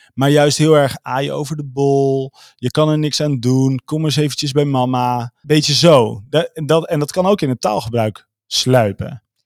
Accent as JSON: {"language": "Dutch", "area": "Veluwe", "region": "Gelderland", "country": "Netherlands", "said": "Ik kom dus van de Veluwe."}